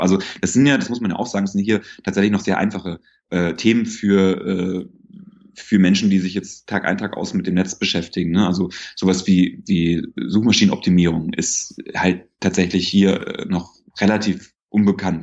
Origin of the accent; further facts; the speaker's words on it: Bavaria, Germany; moved away; in Bayern, wo ich herkomme